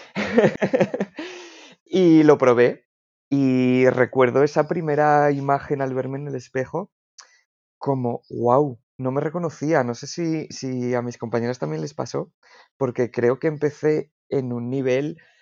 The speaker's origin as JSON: {"language": "Spanish", "town": "Salamanca", "region": "Castile and León", "country": "Spain", "moved": "yes", "lives_now": "Madrid, Spain", "said": "Aquí estoy en Madrid, aunque soy de Salamanca"}